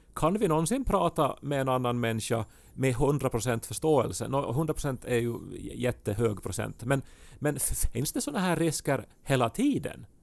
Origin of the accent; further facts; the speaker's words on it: Ostrobothnia, Finland; accent: Ostrobothnian; first language Swedish; moved away; min österbottniska dialekt, eh, som jag ju inte använder aktivt här hemma, men ibland så kryddar jag mitt språk med något så här spontant utrop från min barndom